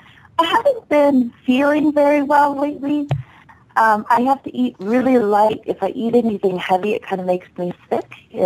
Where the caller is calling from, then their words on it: Las Vegas, Nevada, United States; I'm calling from Las Vegas.